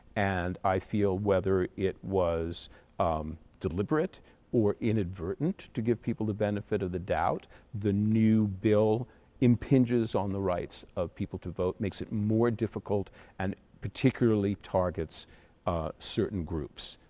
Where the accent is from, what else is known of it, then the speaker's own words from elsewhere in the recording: Connecticut, United States; We have a little professional theater in my hometown in Connecticut